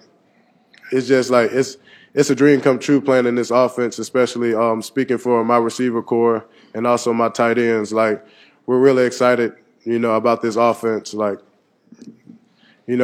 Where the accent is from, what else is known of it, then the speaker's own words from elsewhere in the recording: Saraland, Alabama, United States; moved away; growing up in Saraland, Alabama